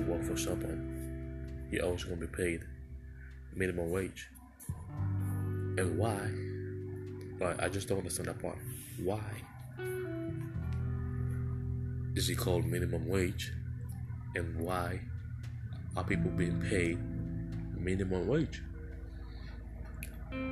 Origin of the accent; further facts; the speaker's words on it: Sierra Leone; moved away as an adult; now in United States; I am African. I came from Sierra Leone. That's a country in West Africa